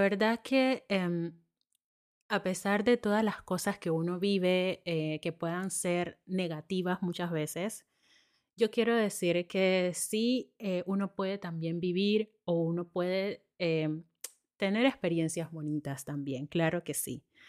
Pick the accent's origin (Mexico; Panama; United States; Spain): Panama; moved away